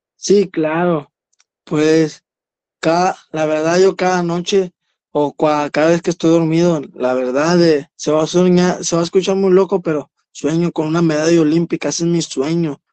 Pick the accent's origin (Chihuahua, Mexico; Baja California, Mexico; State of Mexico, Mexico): Chihuahua, Mexico; Ciudad Juárez; un barrio la Altavista, aquí de Ciudad Juárez, yo vengo de la Altavista y orgulloso de representar a mi colonia